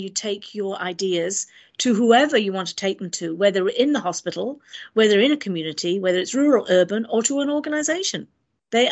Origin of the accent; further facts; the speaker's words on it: Wales, United Kingdom; now in New Zealand; I am from Wales